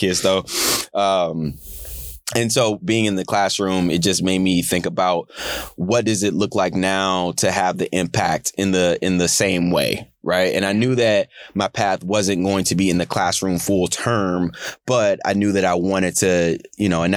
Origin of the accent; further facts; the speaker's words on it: St. Louis, Missouri, United States; I'm from St. Louis City, born and raised